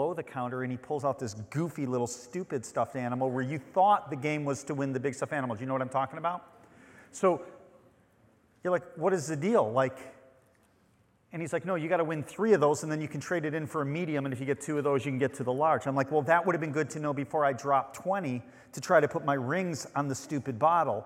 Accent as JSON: {"language": "English", "town": "Chicago", "region": "Illinois", "country": "United States", "also_born_or_lived": "Western Michigan", "moved": "yes", "lives_now": "Grand Haven, United States", "said": "I'm from Chicago"}